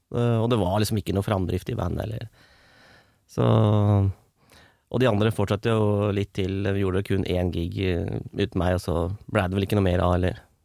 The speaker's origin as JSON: {"language": "Norwegian", "town": "Strømmen", "region": "Akershus", "country": "Norway", "moved": "yes", "lives_now": "Løvenstad, Norway", "said": "jeg er opprinnelig fra Strømmen, men jeg bor på Løvenstad"}